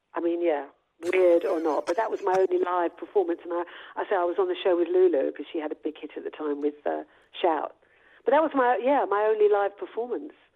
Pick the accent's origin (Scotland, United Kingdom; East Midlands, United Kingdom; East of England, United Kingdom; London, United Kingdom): London, United Kingdom; I'm a London girl.